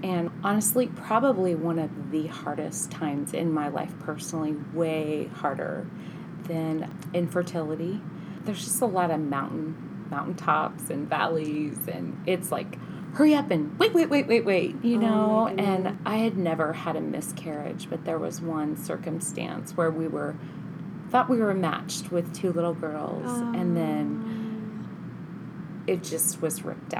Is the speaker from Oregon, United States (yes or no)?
yes; Baker City, Oregon, United States; also born or lived in Ohio; Baker, where I grew up